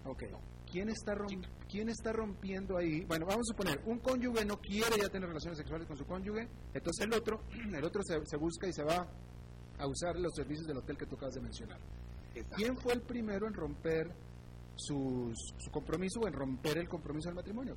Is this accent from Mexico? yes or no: yes; Mexico; soy mexicano